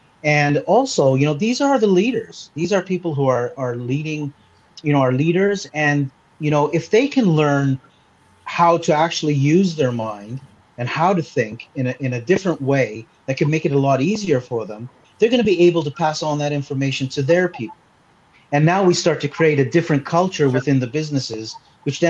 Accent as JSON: {"language": "English", "country": "Canada", "accent": "Canadian", "moved": "yes", "lives_now": "Malta", "said": "I speak with a Canadian accent. It's still there. I was actually born in Canada"}